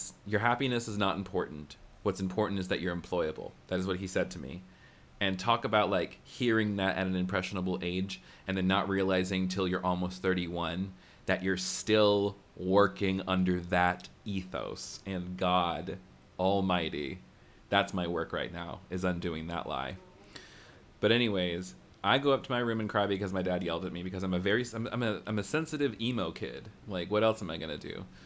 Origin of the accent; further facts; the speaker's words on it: the American South, United States; growing up in the American South means, like, you're kind of, like, exposed to evangelicalism